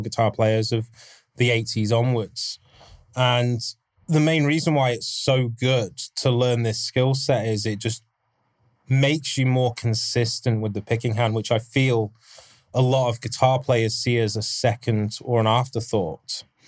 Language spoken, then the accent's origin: English; England, United Kingdom; I'm English